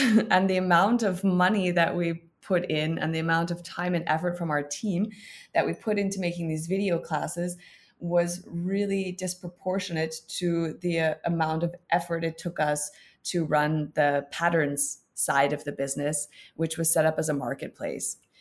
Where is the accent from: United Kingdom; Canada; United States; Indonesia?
Canada; now in Berlin, Germany; I'm a Canadian living in Berlin since a number of years.